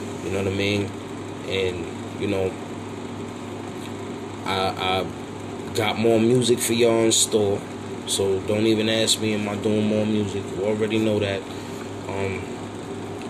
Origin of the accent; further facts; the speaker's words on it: New York City, New York, United States; when I go home to Crown Heights, I don't have to worry about nothing because I'm from Crown Heights.